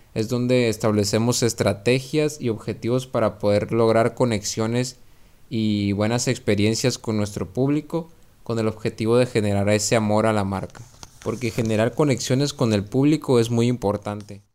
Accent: Mexico; parte de nuestra comida básica como mexicanos

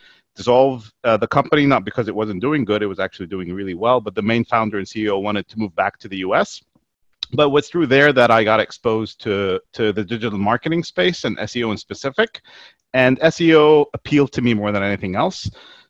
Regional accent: Jordan; moved away as an adult; also born or lived in Kalamazoo, Michigan, United States; now in Dubai, United Arab Emirates; I grew up in Jordan, actually, here in the Middle East. So I finished my high school in Jordan

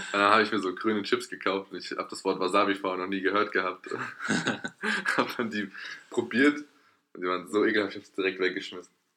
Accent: Erlenbach, Germany; da wo ich herkomme, in Erlenbach

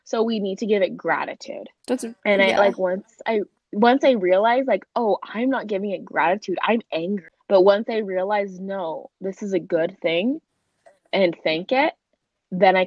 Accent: Mesa, Arizona, United States; I am from Mesa, Arizona.

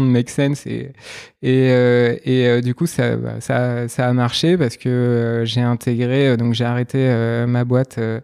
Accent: Nantes, Pays de la Loire, France; je suis originaire de Nantes

